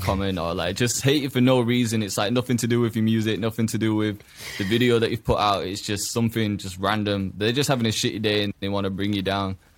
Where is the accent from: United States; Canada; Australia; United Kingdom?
United Kingdom; Huddersfield, Yorkshire and the Humber; grew up in a, in a town as well. I, a town called Huddersfield in England